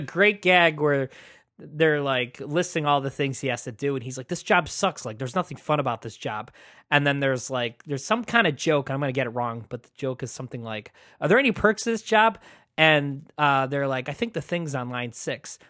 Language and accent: English; United States; I'm an American